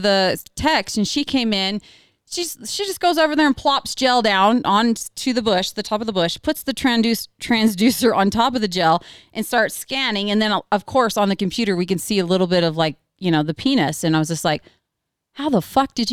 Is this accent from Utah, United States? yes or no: no; Oregon, United States; I'm from Oregon.